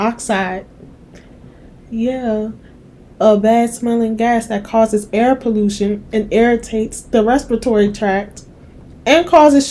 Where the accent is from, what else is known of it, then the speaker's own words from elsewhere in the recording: DMV, United States; I was raised here